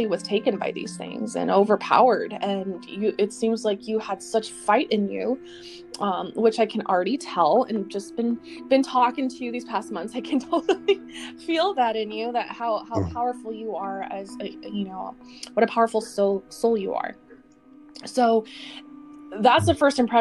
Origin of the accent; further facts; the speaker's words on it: Colorado, United States; growing up in Colorado in our home